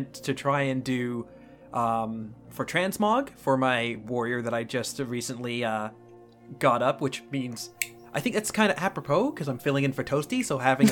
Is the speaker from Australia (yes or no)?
no; United Kingdom; now in Canada; I'm actually from the UK, originally born in the UK.